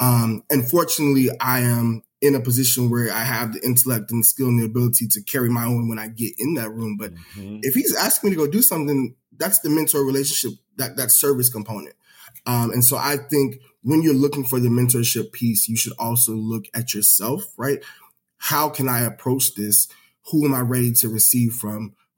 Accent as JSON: {"language": "English", "region": "the South", "country": "United States", "said": "I'm from the South, right? And particularly in the South, we believe in the extended family network, right?"}